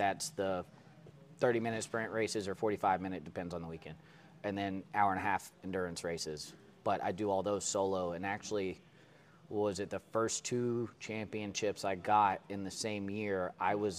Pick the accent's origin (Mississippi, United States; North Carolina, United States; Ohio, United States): North Carolina, United States; Winston-Salem; also born or lived in Lexington, North Carolina; born and raised in Winston-Salem, North Carolina, which is about 15 minutes away from where I am now